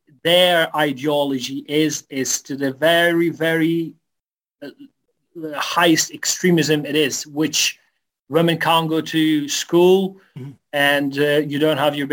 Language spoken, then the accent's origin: English; Afghanistan; I was born and raised in Afghanistan